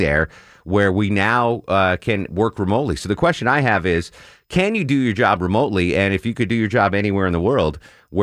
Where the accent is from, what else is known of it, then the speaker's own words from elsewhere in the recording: Torrington, Connecticut, United States; now in Atlanta, United States; my hometown of Torrington, Connecticut